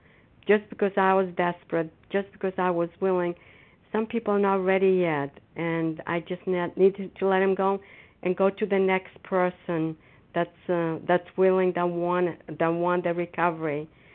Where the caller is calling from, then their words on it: Foxborough, Massachusetts, United States; And I'm a grateful recovering compulsive overeater, and I'm calling from Foxborough, Massachusetts.